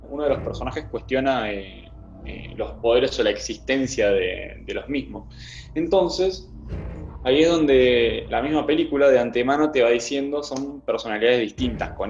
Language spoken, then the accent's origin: Spanish; Utica, New York, United States; Yo soy de Útica y jamás oí el término.